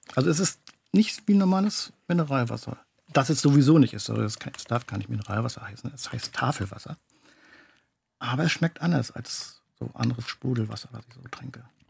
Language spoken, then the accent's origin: German; Garz, Mecklenburg-Vorpommern, Germany; bei uns in Garz